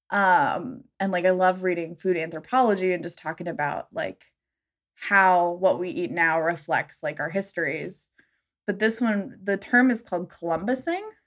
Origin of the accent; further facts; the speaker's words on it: Southwest, United States; growing up in the Southwest, where we do eat a lot of Mexican food, we eat a lot of chilies.